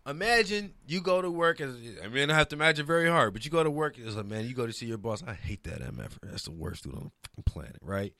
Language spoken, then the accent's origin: English; New Orleans, Louisiana, United States; also born or lived in Detroit; now in Los Angeles, United States; I'm from New Orleans originally